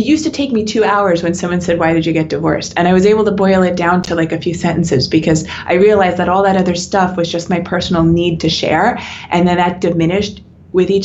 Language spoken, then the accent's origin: English; United States; I'm American